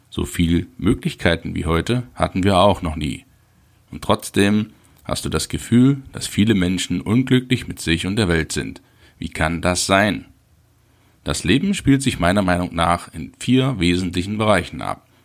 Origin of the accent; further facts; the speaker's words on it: Halle, Saxony-Anhalt, Germany; born there; Ich wurde 1971 in Halle an der Saale geboren, absolvierte die zehnjährige Schulbildung